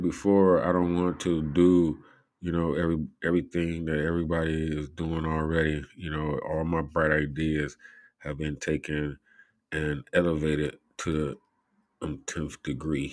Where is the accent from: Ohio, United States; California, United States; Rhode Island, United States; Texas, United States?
Ohio, United States; Cleveland; I'm from Cleveland